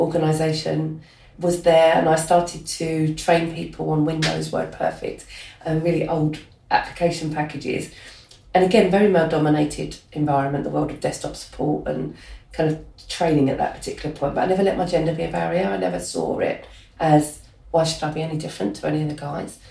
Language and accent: English; London, United Kingdom; accent: Cockney; growing up in Hackney